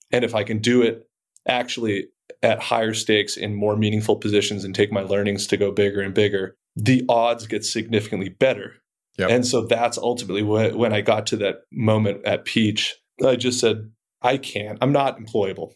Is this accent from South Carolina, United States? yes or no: no; outside of Boston, Massachusetts, United States; moved away as an adult; also born or lived in Colorado; I grew up outside of Boston, went to high school out there